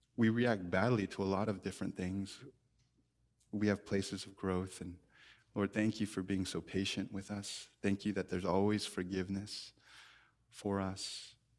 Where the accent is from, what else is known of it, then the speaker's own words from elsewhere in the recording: United States; we're more American than we are Christian